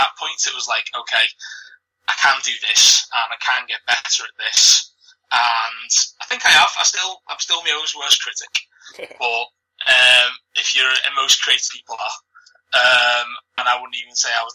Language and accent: English; Liverpool, North West England, United Kingdom; accent: Scouse; you can tell by my accent, I'm a Scouser, I'm proud of it. I haven't got the strongest Liverpool accent